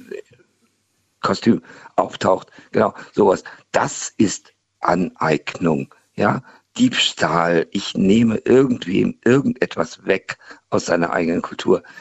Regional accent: Hannover, Lower Saxony, Germany; now in Mannheim, Germany; Äh, ich komme aus Hannover, dafür kann ich nichts.

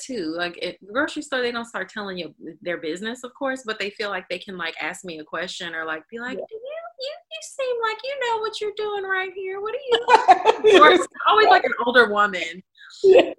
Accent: the South, United States; I'm a Southerner

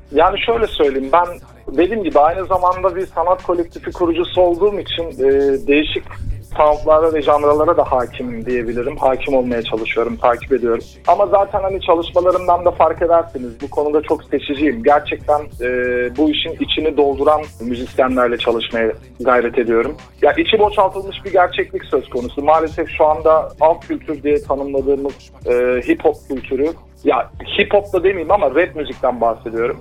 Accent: Adana, Turkey; şu anda e, Adana'da ikamet ediyorum. E, Aslan Adanalıyım

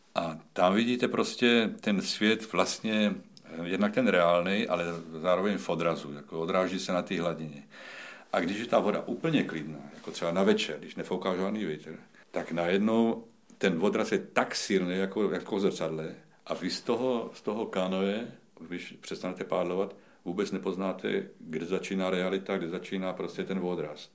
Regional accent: South Moravian Region, Czechia; Jsem z Jižní Moravy.

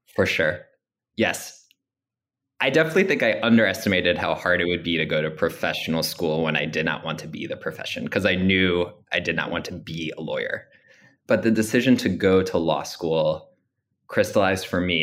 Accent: Long Island, New York, United States; growing up on Long Island

